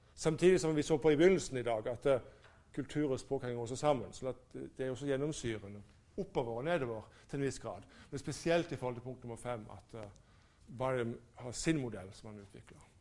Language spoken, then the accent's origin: Norwegian; Norway; jeg som nordmann